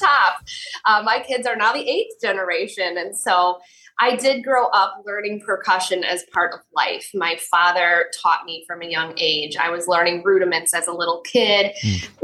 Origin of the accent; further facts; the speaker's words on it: Yorkville, Illinois, United States; I grew up in nearby Yorkville, Illinois.